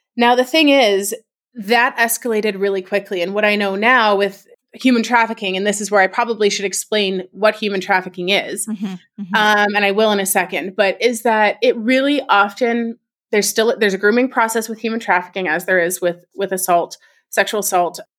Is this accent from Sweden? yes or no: no; Canada; I'm from Canada